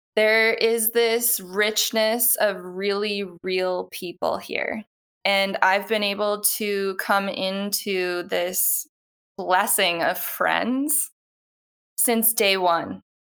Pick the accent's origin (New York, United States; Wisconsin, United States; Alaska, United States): Wisconsin, United States; Milwaukee; moved away as an adult; now in Sacramento, United States; So originally I'm from Milwaukee, Wisconsin. born and raised, and around the age of twenty-one, I was really looking to move somewhere else.